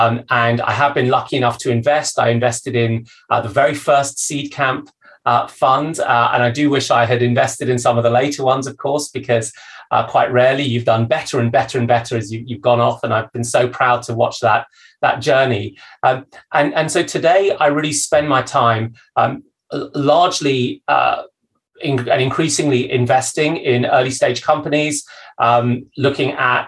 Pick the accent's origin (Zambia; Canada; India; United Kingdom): Zambia; born there; where I was born in Zambia, where my dad was working for an economic development organization, helping a newly independent Zambia develop the types of institutions that well-run countries have.